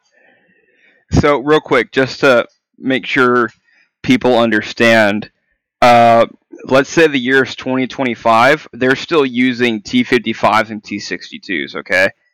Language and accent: English; Texas, United States; moved away as an adult; also born or lived in Kansas; now in California, United States; I'm from Texas and moved here to Cali for my time in service.